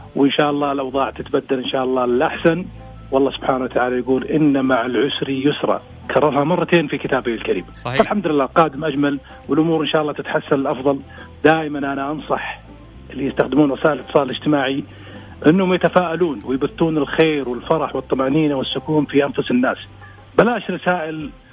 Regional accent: Saudi Arabia; احنا كسعوديين

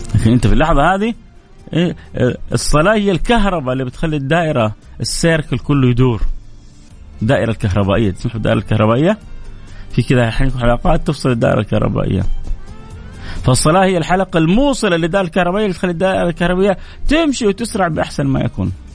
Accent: Saudi Arabia; عندنا في جده وفي الرياض

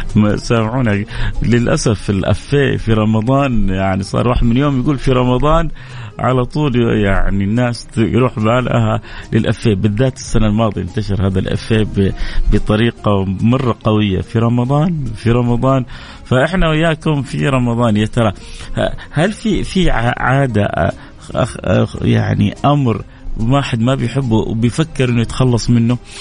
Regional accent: Jeddah, Makkah Province, Saudi Arabia; عندنا في جدة كده وفي مكة شوية أحيانا نكون حارين

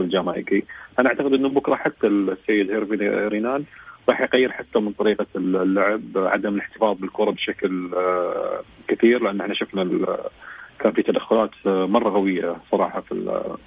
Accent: Saudi Arabia; احنا كسعوديين

